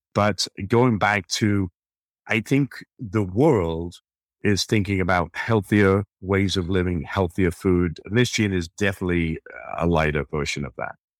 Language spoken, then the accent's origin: English; United Kingdom; now in United States; being British, I grew up with gin